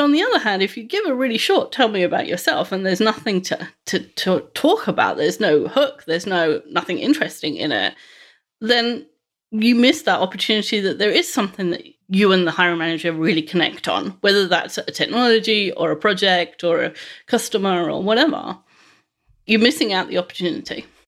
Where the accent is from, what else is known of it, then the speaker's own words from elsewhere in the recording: London, United Kingdom; I grew up in West London, the eldest of three children